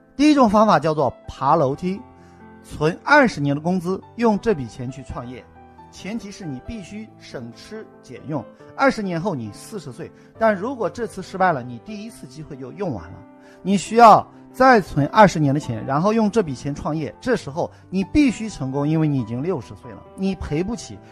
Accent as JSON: {"language": "Chinese", "country": "China", "said": "我们中国人讲冤有头，债有主"}